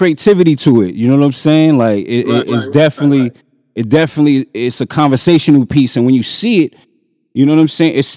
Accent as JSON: {"language": "English", "town": "New York City", "region": "New York", "country": "United States", "said": "I'm from Staten Island myself"}